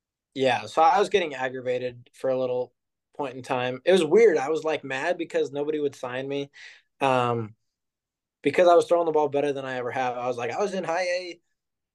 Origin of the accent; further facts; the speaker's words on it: Overland Park, Kansas, United States; I'm from Kansas City